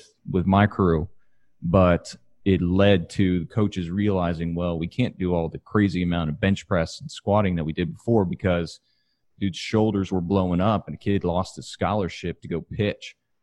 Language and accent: English; Katy, Texas, United States; I'm from Katy, Texas, which is west of Houston, and football is life.